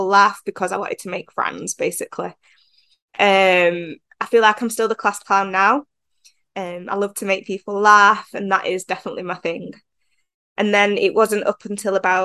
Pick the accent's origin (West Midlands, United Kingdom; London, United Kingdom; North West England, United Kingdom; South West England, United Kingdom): North West England, United Kingdom; Manchester; I'm from England, Manchester to be precise.